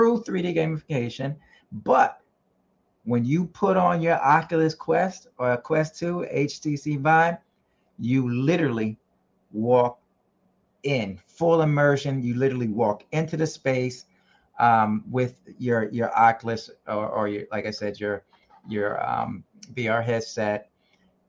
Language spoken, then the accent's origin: English; New York, United States; we are from New York